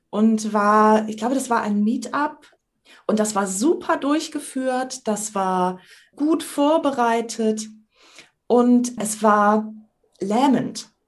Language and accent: German; Sylt, Schleswig-Holstein, Germany; also born or lived in Kiel; Ich bin gebürtige Sylterin, ein echtes Nordlicht, bin 50 Jahre alt, studierte Sprachwissenschaftlerin und begeisterte Improvisateurin.